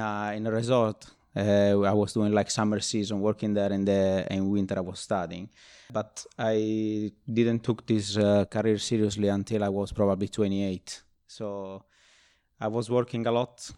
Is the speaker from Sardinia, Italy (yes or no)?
yes; Nuoro, Sardinia, Italy; also born or lived in Rome; now in London, United Kingdom; born in Rome and, uh, grew up in, uh, Sardinia, in Nuoro, which is like a very small town